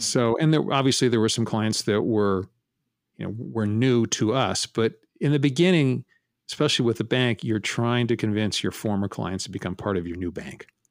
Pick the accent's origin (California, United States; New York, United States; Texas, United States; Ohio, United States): California, United States; San Francisco; also born or lived in Menlo Park, California; I was born in San Francisco and raised Primarily in San Francisco